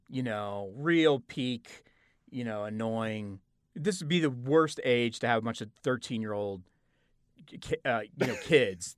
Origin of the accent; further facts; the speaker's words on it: Oklahoma, United States; I am from Oklahoma.